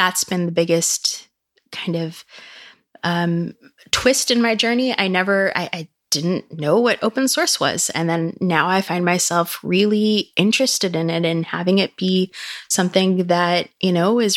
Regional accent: Silicon Valley, California, United States; growing up in Silicon Valley

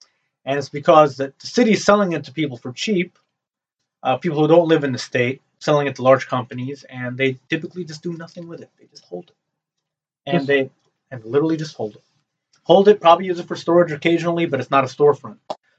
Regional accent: Newark, New Jersey, United States; I grew up in Newark. Yes. Well, in Newark, you know, if you live in Newark, you will have the elements. Sadly, you know, an Arab kid walking around in Newark, well, you know, it's like kind of asking for it.

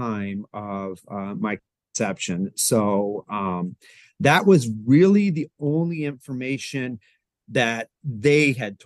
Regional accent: Lancaster, Pennsylvania, United States; I grew up in, I was born in Lancaster, Pennsylvania

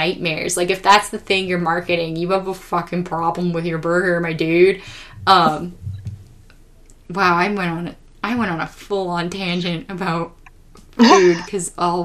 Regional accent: California, United States; my people as a Californian

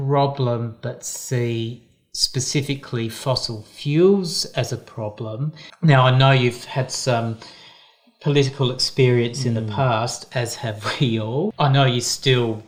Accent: Perth, Western Australia, Australia; now in Tasmania, Australia; I was born in Perth

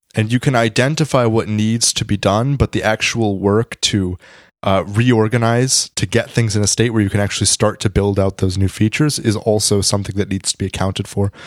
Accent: Washington, District of Columbia, United States; I come from the D C area

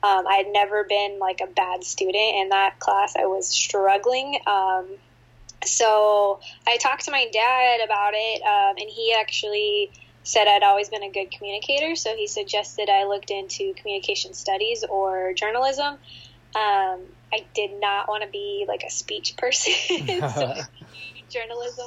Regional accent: Torrance, California, United States; also born or lived in Minnesota / San Francisco; I grew up in Torrance, which is right by the beach

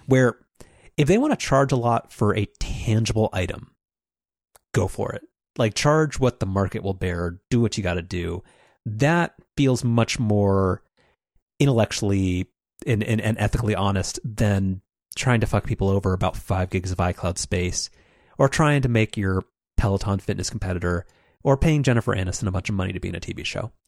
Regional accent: United States; I'm an American consumer

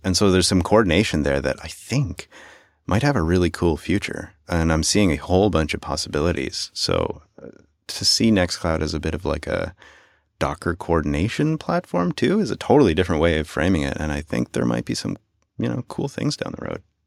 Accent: Canada; As a Canadian

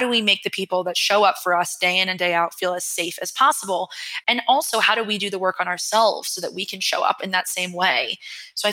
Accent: New York, United States; I'm a New Yorker and I'm raised by New Yorkers

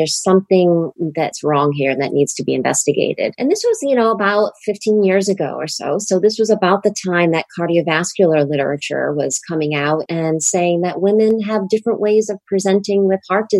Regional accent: Rhode Island, United States; This is my home state.

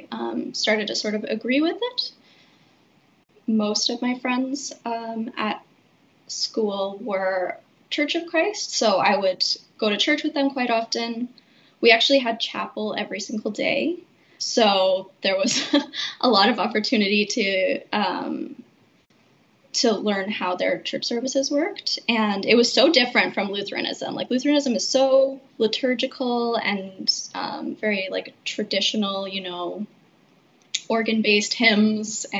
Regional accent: Regina, Saskatchewan, Canada; I grew up in Regina

